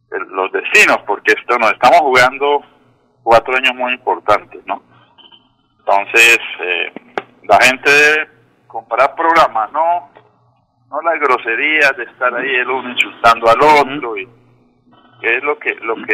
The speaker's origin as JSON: {"language": "Spanish", "town": "Bucaramanga", "region": "Santander", "country": "Colombia", "said": "yo me encuentro ya aquí en la ciudad bonita, en mi tierra, mi tierrita, Bucaramanga"}